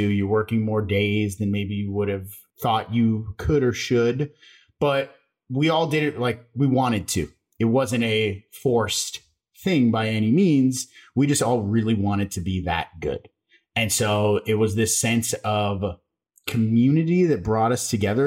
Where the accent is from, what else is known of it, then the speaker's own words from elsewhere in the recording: Las Vegas, Nevada, United States; I grew up in Las Vegas.